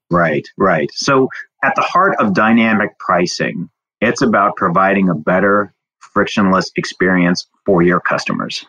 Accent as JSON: {"language": "English", "region": "southern Indiana", "country": "United States", "tie": "born or raised there", "moved": "yes", "lives_now": "Houston, United States", "said": "grew up in a small town around 10,000 on a farm down in southern Indiana."}